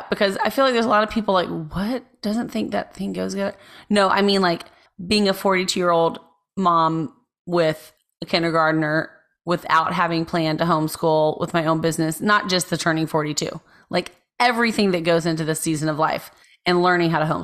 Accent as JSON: {"language": "English", "country": "United States", "said": "I'm an American"}